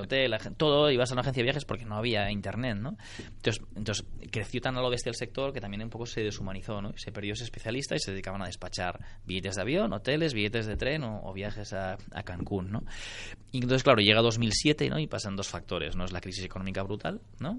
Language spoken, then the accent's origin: Spanish; Barcelona, Catalonia, Spain; yo soy de Barcelona